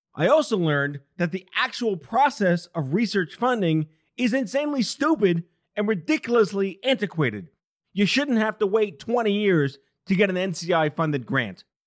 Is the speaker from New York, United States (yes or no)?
yes; New York City, New York, United States; it was the first time I heard a flat A ever growing up in New York City